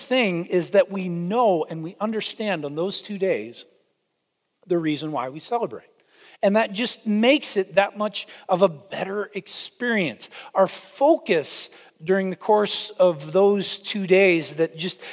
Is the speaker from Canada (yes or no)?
yes; Canada; now in United States; I am Canadian